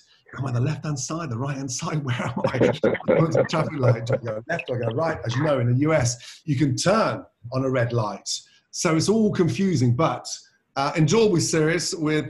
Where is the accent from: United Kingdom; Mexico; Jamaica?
United Kingdom; England; also born or lived in Scotland; So it's funny because I was born in Scotland and then sort of raised in England, but we lived, oh my God, from Daventry to Birmingham to Stratford-on-Avon to Newcastle, you name it, we've lived there.